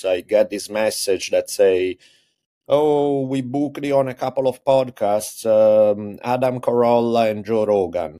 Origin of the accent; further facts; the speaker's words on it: Italy; moved away as an adult; now in United States; I grew up in Italy. I moved to US when I was 18 to go to college out here.